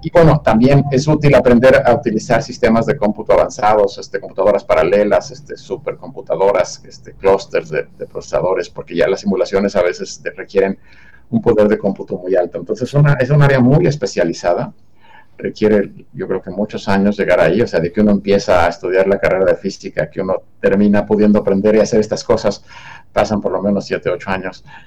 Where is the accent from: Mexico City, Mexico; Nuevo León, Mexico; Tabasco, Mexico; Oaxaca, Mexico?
Mexico City, Mexico; Yo, nací y, en Ciudad de México